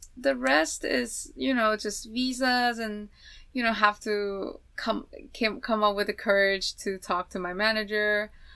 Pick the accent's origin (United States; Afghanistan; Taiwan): Taiwan; moved away; I'm from Taiwan.